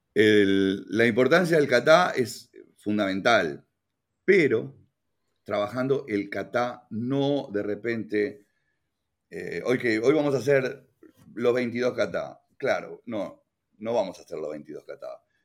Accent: Uruguay; moved away; also born or lived in Canada; yo como buen uruguayo me gusta el candombe

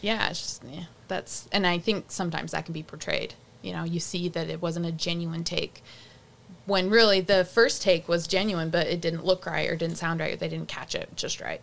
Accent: Rocky Ridge, Utah, United States; walking down the street of my hometown

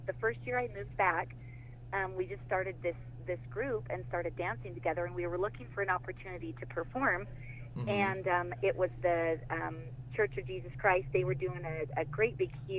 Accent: Grace, Idaho, United States; also born or lived in Star Valley; I already knew a lot of the Grace kids because I'm from Grace

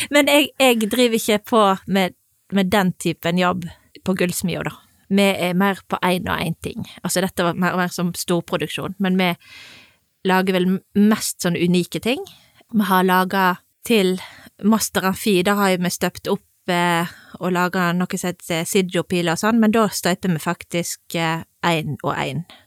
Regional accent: Voss, Vestland, Norway; now in Sunnhordland, Norway; Jeg er fra Voss

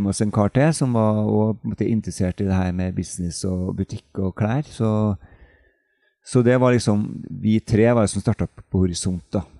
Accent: Trondheim, Trøndelag, Norway; also born or lived in Oslo; now in Knarvik, Norway; kommer jeg fra Trondheim opprinnelig

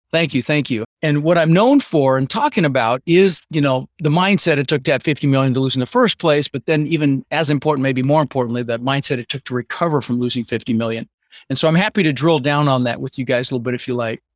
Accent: Denver, Colorado, United States; English is a second language; also born or lived in Netherlands; I was born in the Netherlands, wooden shoes and windmills, and immigrated when I was six years old with my brother Albert and my mother's Vaantje, and grew up in Denver

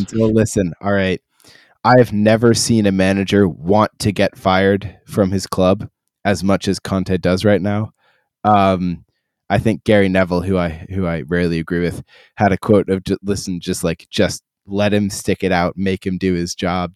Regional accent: Ireland; I am Irish

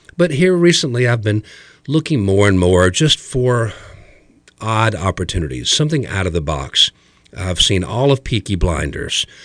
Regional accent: small town outside of Dayton, Ohio, United States; also born or lived in West Georgia; now in Chattanooga, United States; I was raised up in Ohio, in a small little Midwestern town outside of Dayton

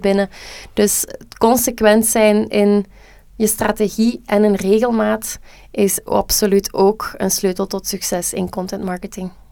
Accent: Flanders, Belgium; wij als Vlamingen

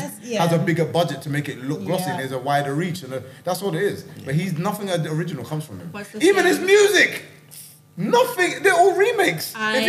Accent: London, United Kingdom; moved away as an adult; also born or lived in Jamaica; now in Scotland; I grew up in London

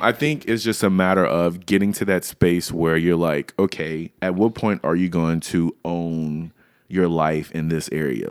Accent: Louisiana, United States; I grew up in Louisiana

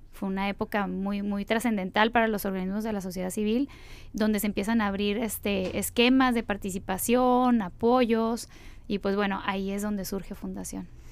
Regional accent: Mexicali, Baja California, Mexico; yo soy nacida en la Ciudad de México y bueno, a través de, mi familia llegué aquí y me establecí, estudié toda mi primaria, aquí

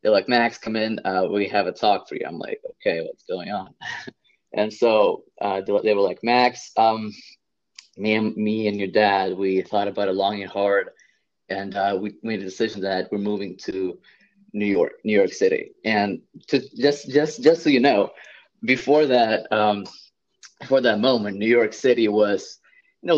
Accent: Saint Petersburg, Russia; now in New Jersey, United States; I come from Russia, St. Petersburg, Russia, just like the second largest city. And I grew up in a very well off family

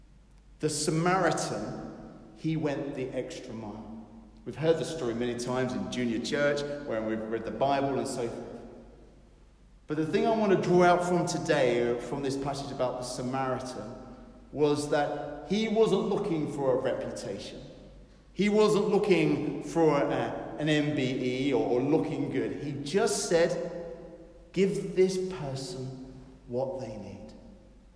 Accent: England, United Kingdom; We are English after all

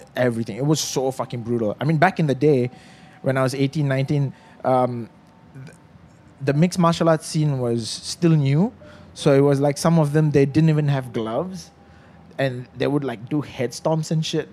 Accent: FRIM, Selangor, Malaysia; I grew up in Frim, in the forest reserve

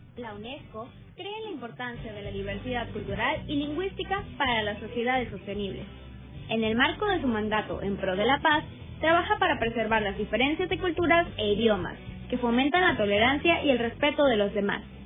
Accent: Mexico; la mayoría de los mexicanos tal vez podemos decir que nuestra lengua materna es el español

